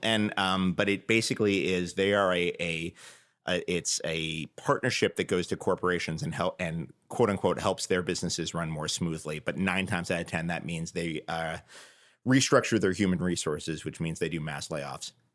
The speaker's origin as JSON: {"language": "English", "region": "New York", "country": "United States", "tie": "born or raised there", "said": "growing up in New York"}